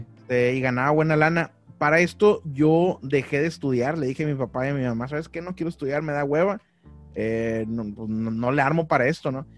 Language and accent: Spanish; Monterrey, Nuevo León, Mexico; moved away as an adult; now in Ciudad Mante, Mexico; soy de Monterrey, nací en Monterrey, pero me considero eh, potosino, huasteco, porque mis papás son de allá de, de la Huasteca Potosina